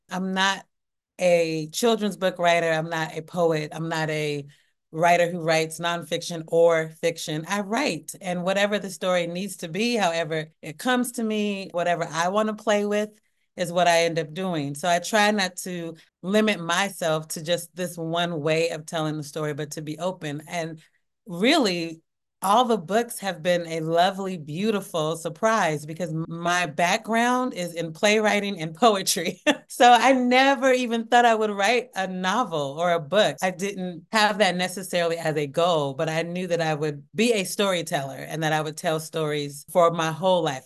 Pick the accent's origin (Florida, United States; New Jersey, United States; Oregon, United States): Oregon, United States; Portland; i had a, a small acting ensemble called Where I'm From Productions. And we would put on shows in in Northeast Portland